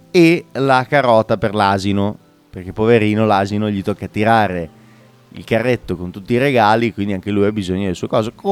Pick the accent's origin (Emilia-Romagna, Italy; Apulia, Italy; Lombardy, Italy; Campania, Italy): Emilia-Romagna, Italy; Bologna; Quando ero piccolo anche a Bologna i regali di Santa Lucia, non per eh, Babbo Natale.